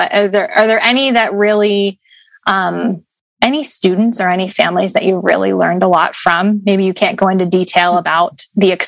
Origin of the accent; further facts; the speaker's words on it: the North, United States; moved away; I'm from the North